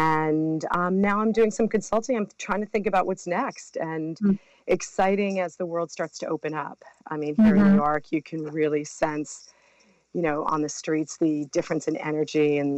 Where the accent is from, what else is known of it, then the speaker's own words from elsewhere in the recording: Brazil; also born or lived in Mexico; Well, I was raised in Brazil and Mexico, and I came, it's really interesting because just that coming back and forth from the States to South America really got me and my sisters.